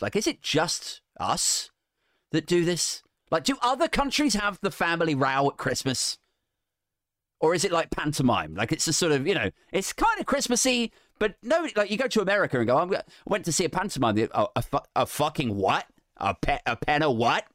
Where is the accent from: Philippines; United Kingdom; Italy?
United Kingdom; we're British